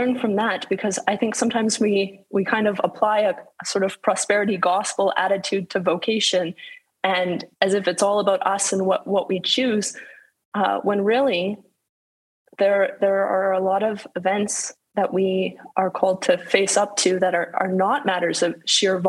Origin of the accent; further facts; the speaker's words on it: Calgary, Alberta, Canada; my hometown, beautiful Calgary in the Alberta Rocky Mountains